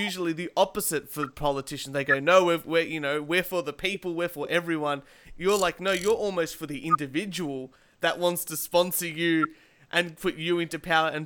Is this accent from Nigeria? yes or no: no; Australia; We're Australian.